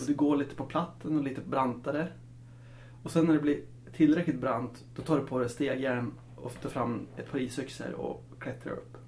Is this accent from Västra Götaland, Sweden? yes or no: no; Östersund, Jämtland, Sweden; precis som jag, född och uppvuxen i Östersund